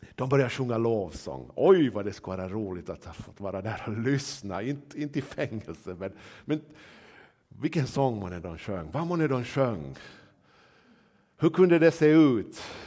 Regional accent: Nyland, Uusimaa, Finland; jag är väl nylänning

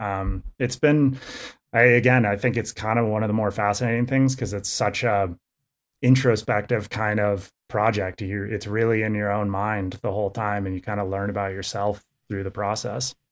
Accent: California, United States; I grew up in Tahoe

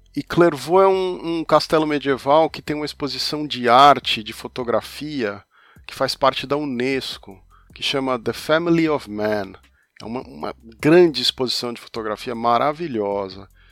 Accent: São Paulo, Brazil; now in Europe; Eu também sou de São Paulo

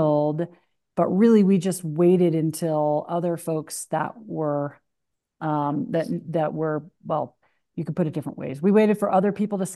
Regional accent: New Hampshire, United States; also born or lived in Seattle area; now in Ketchum, United States; I grew up in New Hampshire.

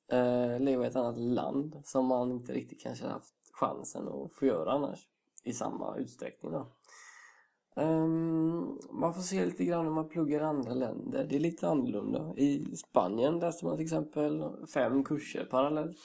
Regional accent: Gothenburg, Västra Götaland, Sweden; also born or lived in Karlstad; en stolt göteborgare och mm. det är eh, kul att komma hem till Göteborg igen

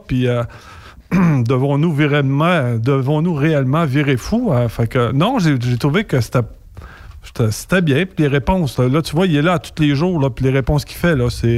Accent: Louiseville, Quebec, Canada; chez nous, à Louisville

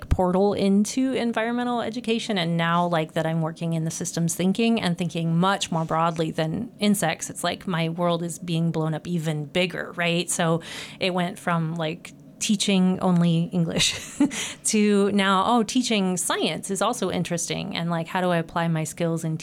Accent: Franklin, Nebraska, United States; moved away as an adult; I'm from Nebraska originally, from a farm as well. I know Jenny's from North Dakota. I'm from South Central Nebraska

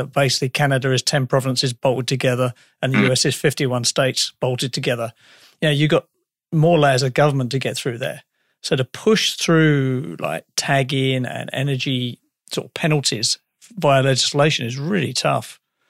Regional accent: England, United Kingdom; As an Englishman

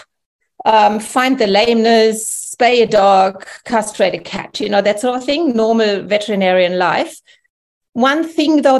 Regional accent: Germany; English is a second language; moved away as an adult; also born or lived in England; now in New South Wales, Australia; You can hear by my accent that I'm actually originally from Germany, and I came here in 1997-98

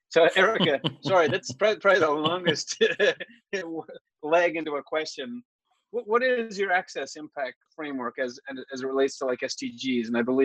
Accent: Ireland; being Irish

